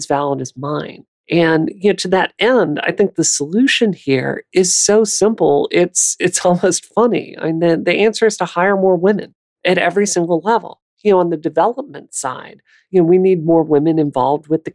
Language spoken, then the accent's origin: English; Mississippi, United States; I grew up in the South. Right. Mississippi specifically